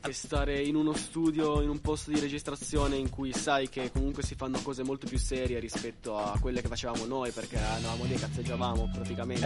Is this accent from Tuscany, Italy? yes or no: no; Genoa, Liguria, Italy; Essendo genovesi